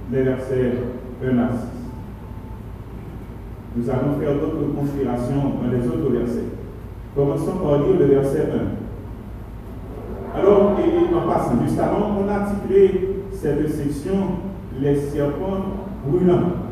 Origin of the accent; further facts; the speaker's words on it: Haiti; chez nous en Haïti